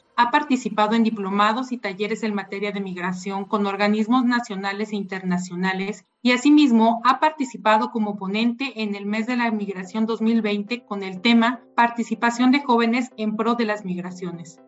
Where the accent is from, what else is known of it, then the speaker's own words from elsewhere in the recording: Mexico; entre nosotros como mexicanos